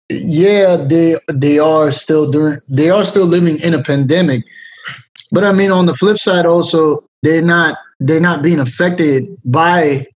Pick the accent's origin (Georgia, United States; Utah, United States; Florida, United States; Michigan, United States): Florida, United States; Miami; moved away as an adult; So yeah, I grew up in Miami